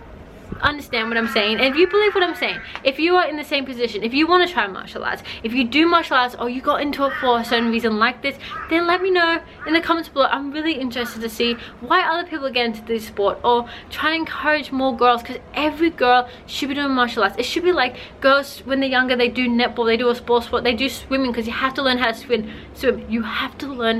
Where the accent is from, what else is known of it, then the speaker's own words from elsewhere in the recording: China; I grew up in China.